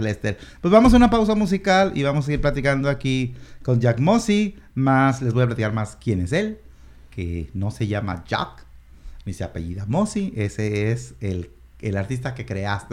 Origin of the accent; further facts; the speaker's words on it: Mexico; now in Washington, United States; yo soy mexicano nací en México, mi familia entera es mexicana